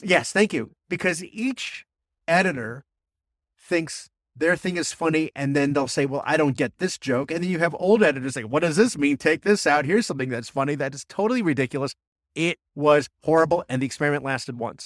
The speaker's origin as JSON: {"language": "English", "region": "New Jersey", "country": "United States", "tie": "born or raised there", "said": "growing up in Jersey"}